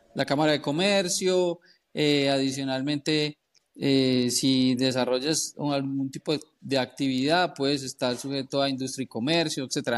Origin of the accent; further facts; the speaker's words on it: Colombia; now in United States; yo soy contador colombiano, soy contador en Estados Unidos y abogado en Estados Unidos. Em, eh, originalmente llegué a los Estados Unidos hace como 20 años